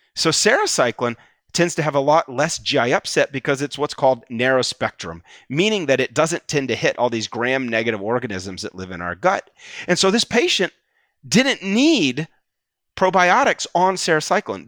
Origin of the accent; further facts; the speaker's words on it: Atlanta, Georgia, United States; now in New Haven, United States; I grew up in the South, Atlanta